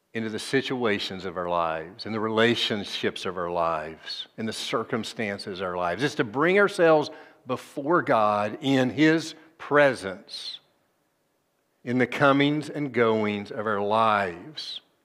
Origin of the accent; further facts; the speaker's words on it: Tennessee, United States; Nashville, c, capital of my home state